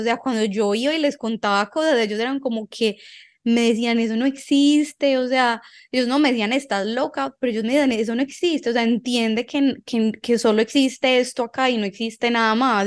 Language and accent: Spanish; Envigado, Antioquia, Colombia; yo crecí en Envigado